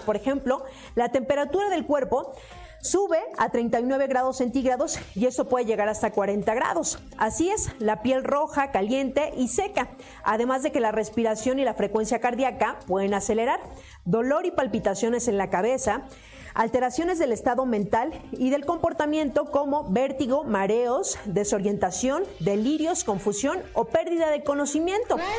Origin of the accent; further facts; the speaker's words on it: Mexico City, Mexico; así cuando era pequeña, decían, hace mucho calor, estamos a 24 grados centígrados, ¿saben? Y por ejemplo, de esos de 24 grados centígrados, pues ya aquí por lo menos en la Ciudad de México sentíamos que hacía mucho calor